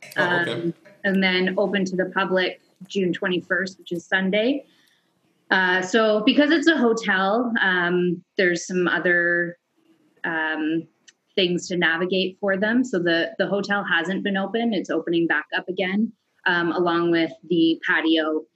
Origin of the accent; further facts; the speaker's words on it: Caledon East, Ontario, Canada; I grew up in Caledon East, which is a tiny little town, sort of just north of Brampton area or just north of Toronto kind of idea